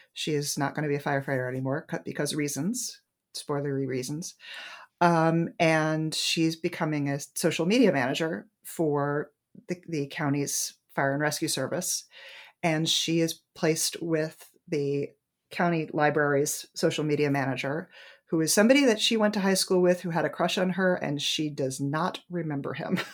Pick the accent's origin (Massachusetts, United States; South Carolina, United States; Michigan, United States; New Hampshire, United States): New Hampshire, United States; moved away as an adult; now in Washington, D.C. area, United States; in my hometown in New Hampshire